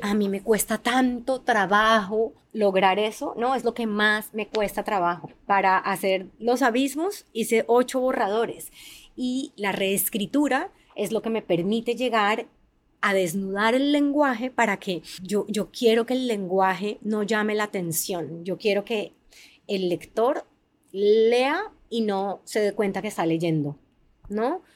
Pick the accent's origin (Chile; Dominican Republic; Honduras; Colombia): Colombia; Cali, Valle del Cauca; born or raised there; also born or lived in Pacific coast near Buenaventura, Colombia